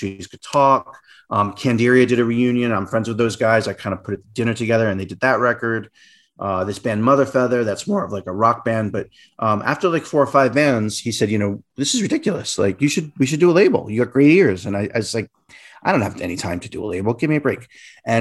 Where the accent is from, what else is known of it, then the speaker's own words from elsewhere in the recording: Rhode Island, United States; moved away; also born or lived in New York; I grew up in Rhode Island, which is a really tiny state.